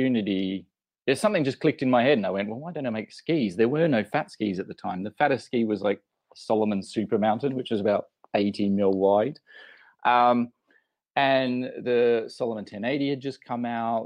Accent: Australia; moved away as an adult; also born or lived in London; being Australian originally, I'd just come over to Europe. I'd just come to London

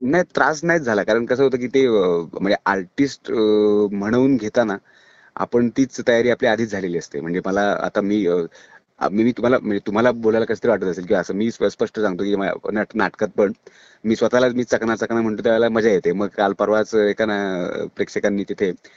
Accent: Chiplun, Maharashtra, India; माझं चिपळूणचं कॉलेज

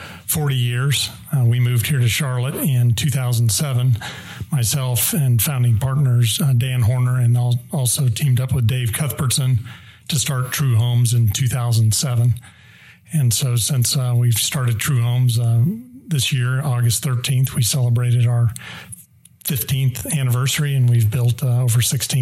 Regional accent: The Hague, South Holland, Netherlands; moved away; So 5 years growing up in The Hague in the Netherlands. So that was very impactful.

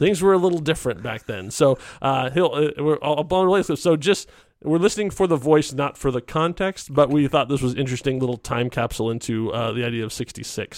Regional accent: Chicago, Illinois, United States; I grew up in Chicago

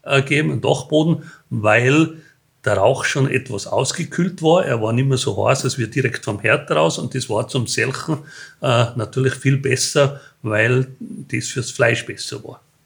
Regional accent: Tyrol, Austria; bei uns in Tirol waren halt sehr viele kleine Unternehmer

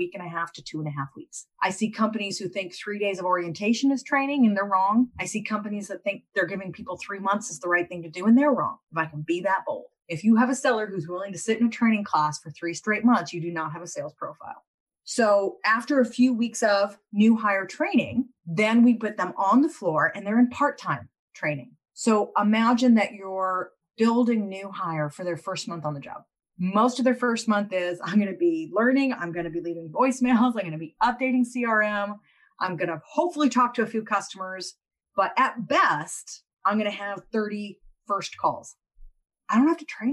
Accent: United States; I'm still an American

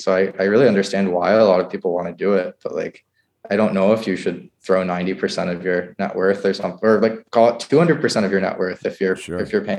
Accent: New Hampshire, United States; moved away as an adult; also born or lived in Pittsburgh / Bay Area; So I grew up in New Hampshire where housing was quite affordable and there are starter homes and things like that.

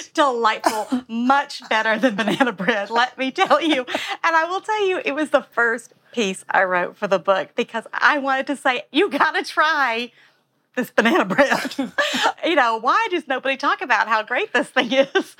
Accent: Alabama, United States; now in New York, United States; I'm from Alabama

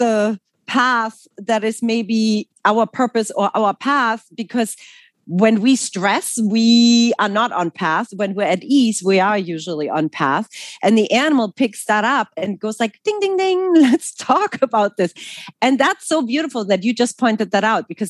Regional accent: Germany; English is a second language; moved away as an adult; also born or lived in New York City; now in United States; I'm actually originally from Germany

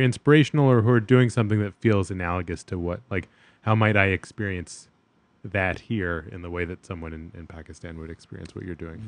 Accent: New York, United States; as a New Yorker

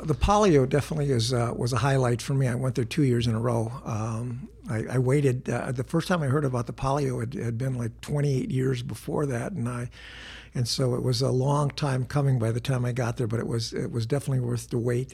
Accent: Wisconsin, United States; growing up in Wisconsin

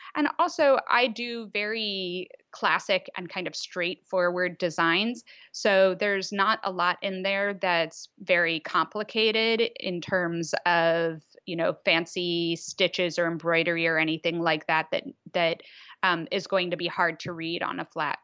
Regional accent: Washington, District of Columbia, United States; moved away as an adult; now in Netherlands; I am truly from D C. Um, yeah, so I, yeah, I, similarly, I was there until I was eighteen

